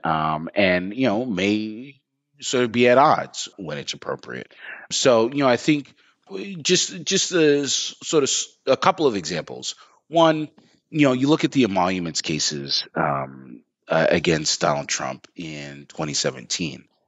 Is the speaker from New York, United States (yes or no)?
yes; New York, United States; I'm from New York